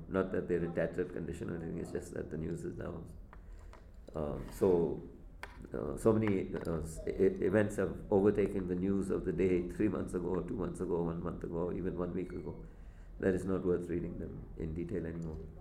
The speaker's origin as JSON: {"language": "English", "town": "Mumbai", "region": "Maharashtra", "country": "India", "tie": "born or raised there", "moved": "yes", "said": "I grew up in Bombay"}